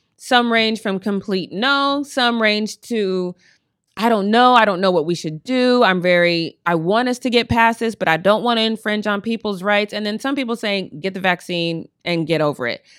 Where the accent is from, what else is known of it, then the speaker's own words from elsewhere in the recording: Colorado, United States; now in Long Beach, United States; I'm from Colorado